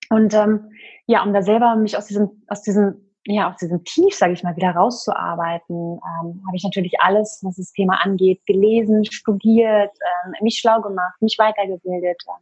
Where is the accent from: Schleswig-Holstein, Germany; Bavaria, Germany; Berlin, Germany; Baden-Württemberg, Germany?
Berlin, Germany; ich bin äh, 34, ich komme aus Berlin und wohne hier zusammen mit meinem kleinen Sohn